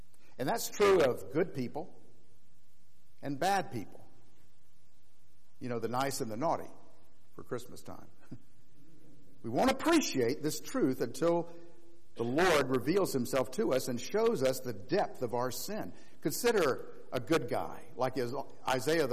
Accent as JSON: {"language": "English", "region": "Florida", "country": "United States", "tie": "born or raised there", "said": "growing up in Florida, we didn't have any mountains"}